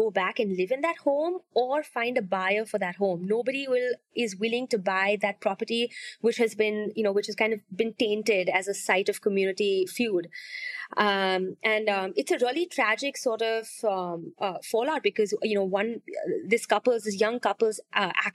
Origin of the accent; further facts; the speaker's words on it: Mumbai, Maharashtra, India; growing up in Bombay